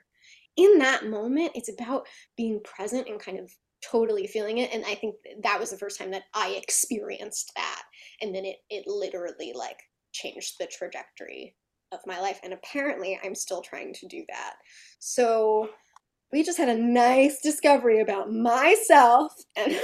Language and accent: English; New Jersey, United States; I'm from Jersey.